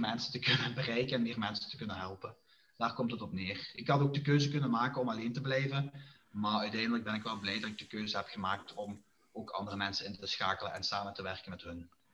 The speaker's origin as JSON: {"language": "Dutch", "town": "Diepenbeek", "region": "Flanders", "country": "Belgium", "lives_now": "Genk, Belgium", "said": "ben afkomstig van Diepenbeek en woonachtig in Genk nu."}